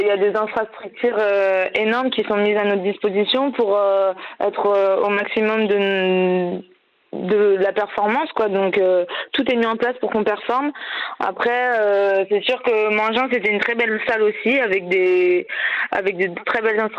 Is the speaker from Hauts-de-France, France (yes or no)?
no; Clisson, Pays de la Loire, France; also born or lived in Paris; je viens du vignoble nantais de Clisson plus précisément, où j'ai commencé à, jouer au basket.